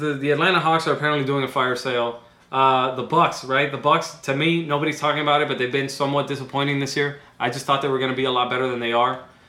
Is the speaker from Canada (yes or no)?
no; Cuba; moved away; I was born in Cuba.